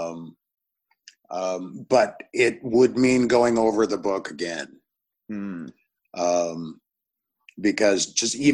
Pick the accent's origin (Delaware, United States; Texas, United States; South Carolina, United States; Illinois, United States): Illinois, United States; Northern; also born or lived in Chicago; I grew up in Northern Illinois.